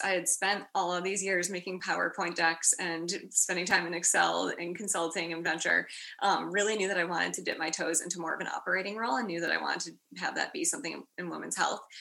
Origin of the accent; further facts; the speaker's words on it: Chicago, Illinois, United States; moved away as an adult; also born or lived in Washington, District of Columbia, United States / New York; now in San Francisco, United States; I am from Chicago, so proud Midwesterner. Uh, grew up in a suburb a little bit north of the city